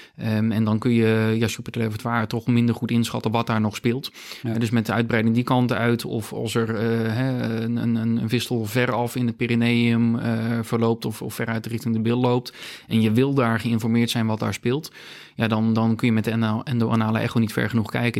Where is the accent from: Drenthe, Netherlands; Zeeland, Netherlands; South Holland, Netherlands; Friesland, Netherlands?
Friesland, Netherlands; also born or lived in Gothenburg, Sweden; als echte Fries